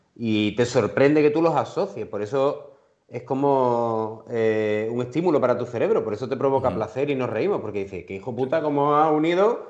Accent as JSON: {"language": "Spanish", "town": "Seville", "region": "Andalusia", "country": "Spain", "also_born_or_lived": "Madrid", "said": "tenemos la mejor ciudad del mundo"}